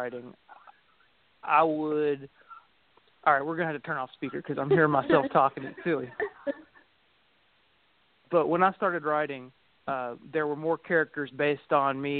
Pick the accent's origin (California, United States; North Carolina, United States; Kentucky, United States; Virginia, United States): Kentucky, United States; Greensburg; I grew up in Taylor County, Kentucky, in the Greensburg area